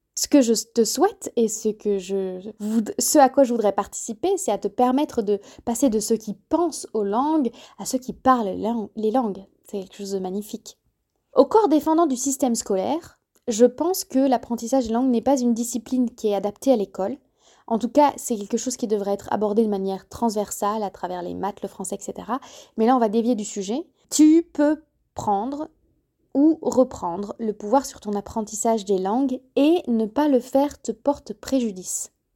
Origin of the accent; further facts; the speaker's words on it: France; first language French; nous, chers Français